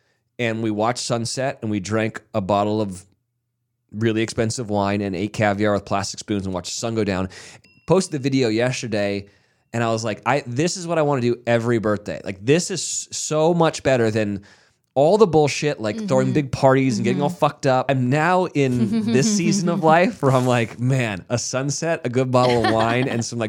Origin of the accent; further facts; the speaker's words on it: Carmel, United States; Especially in my hometown up in Carmel, when the pandemic happened, they were like, well, you can eat outside.